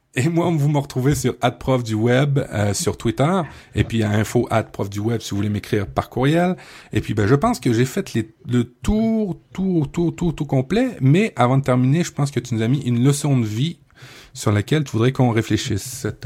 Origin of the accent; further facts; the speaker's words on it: Quebec, Canada; chez nous au Québec